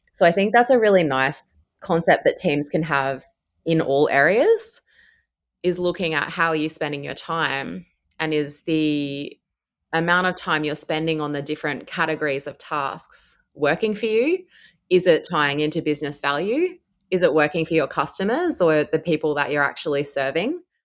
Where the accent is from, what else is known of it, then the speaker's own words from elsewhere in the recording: Brisbane, Queensland, Australia; moved away as an adult; now in Melbourne, Australia; I'm from Brisbane originally